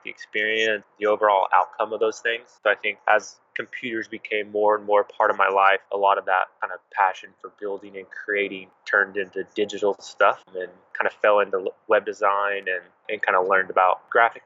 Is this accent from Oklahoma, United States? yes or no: yes; Oklahoma City, Oklahoma, United States; I'm actually from Oklahoma City, Oklahoma, and I've spent the majority of my life in and around this area